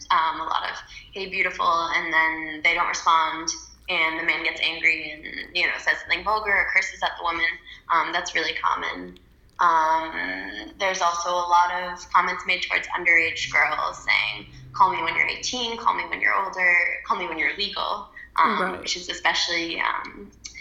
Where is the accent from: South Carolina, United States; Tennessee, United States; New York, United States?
New York, United States; moved away as an adult; now in Paris, France; I grew up in New York